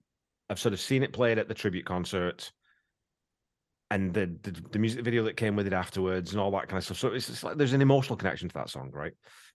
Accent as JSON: {"language": "English", "town": "Wigan", "region": "North West England", "country": "United Kingdom", "tie": "born or raised there", "said": "because it's just because I was brought up in Wigan, but just no one in England eats ham."}